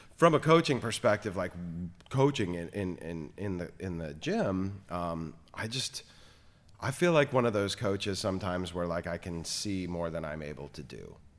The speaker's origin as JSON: {"language": "English", "region": "South Florida", "country": "United States", "tie": "born or raised there", "moved": "yes", "said": "growing up in South Florida"}